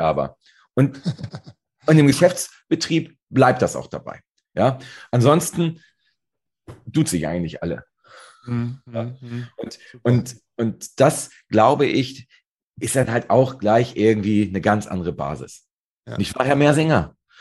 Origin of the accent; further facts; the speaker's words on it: Northern Germany, Germany; ich komme ja aus Norddeutschland, direkt hier an der schönen Ostsee